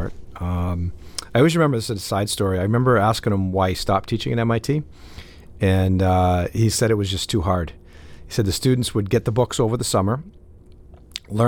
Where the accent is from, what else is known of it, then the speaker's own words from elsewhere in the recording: Bedford, New Hampshire, United States; also born or lived in Boston, Massachusetts / Cambridge, Massachusetts / Winchester, Massachusetts; I lived in Winchester, Mass at the time before we eventually moved to Bedford, New Hampshire